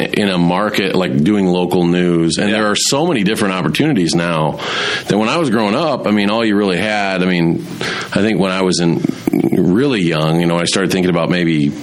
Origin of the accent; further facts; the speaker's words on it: Fort Wayne, Indiana, United States; moved away as an adult; now in Madison, United States; my hometown of Fort Wayne, Indiana, where I grew up